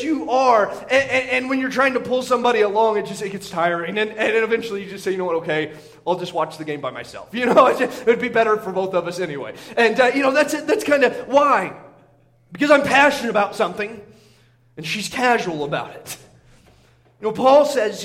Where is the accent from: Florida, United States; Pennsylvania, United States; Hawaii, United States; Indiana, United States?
Indiana, United States; now in Montana, United States; growing up in Indiana